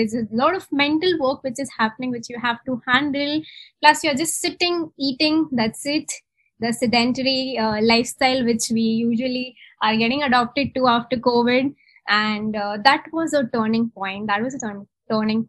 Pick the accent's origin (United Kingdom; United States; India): India; Mumbai, Maharashtra; moved away as an adult; now in Bangalore, India; So I'm from Mumbai. I'm born and brought up in Mumbai.